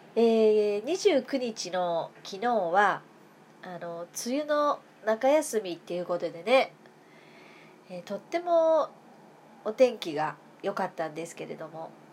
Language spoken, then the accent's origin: Japanese; Kansai, Japan; moved away as an adult; now in Tokyo, Japan; 私は関西の人間だから住民票移してないんだ今母とは暮らしてるけどね一時的に母と今暮らしてるから